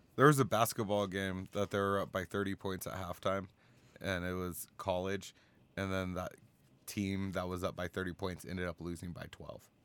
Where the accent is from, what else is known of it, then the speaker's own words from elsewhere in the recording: United States; as American